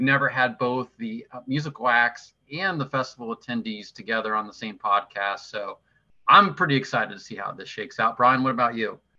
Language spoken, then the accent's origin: English; southwestern Ohio, United States; I grew up in southwestern Ohio